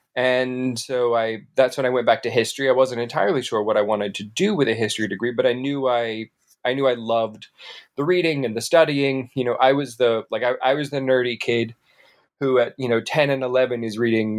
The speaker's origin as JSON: {"language": "English", "town": "Panama City", "region": "Florida", "country": "United States", "tie": "born or raised there", "moved": "as an adult", "lives_now": "Atlanta, United States", "said": "Well, I grew up there in Panama City, Florida, born and raised for the first, really the first 21 years of my life. I moved to Atlanta in 2001."}